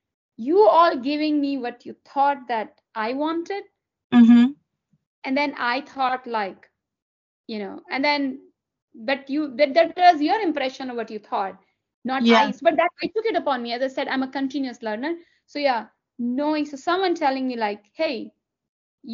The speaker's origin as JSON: {"language": "English", "region": "Delhi", "country": "India", "tie": "born or raised there", "second_language": "English", "moved": "as an adult", "lives_now": "United States", "said": "I grew up in Delhi. I was born and brought up in Delhi."}